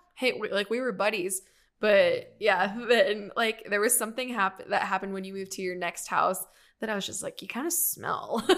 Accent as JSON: {"language": "English", "town": "Riverside", "region": "California", "country": "United States", "tie": "born or raised there", "moved": "yes", "said": "I grew up in Riverside, which is, like, inland and it's, like, an hour away from the beach."}